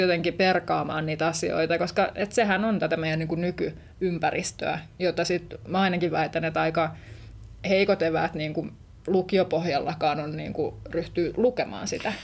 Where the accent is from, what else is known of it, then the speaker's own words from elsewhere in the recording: Vantaa, Uusimaa, Finland; oon kasvanut Vantaalla, jos suurta kotiseuturakkautta tunnen kyllä, kyllä Tikkurillaan